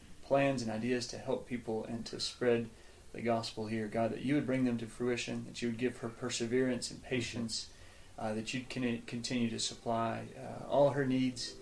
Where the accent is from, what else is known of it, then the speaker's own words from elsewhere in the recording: Alabama, United States; moved away as an adult; now in Mexico; I was born in Alabama. That's where I grew up.